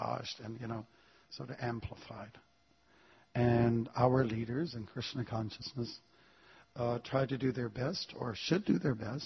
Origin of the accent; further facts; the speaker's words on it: Canada; I'm from Canada.